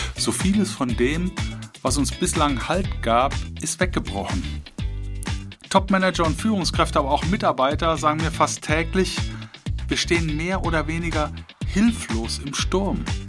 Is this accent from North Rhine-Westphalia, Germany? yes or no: yes; Cologne, North Rhine-Westphalia, Germany; moved away; in meiner alten Heimat in Köln